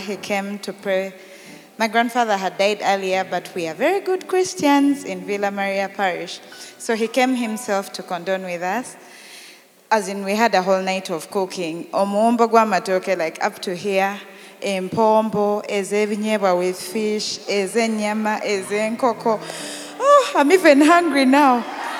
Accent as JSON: {"language": "English", "town": "Masaka", "region": "Central Region", "country": "Uganda", "said": "My family is predominantly Catholic and we are from Masaka, Bodu."}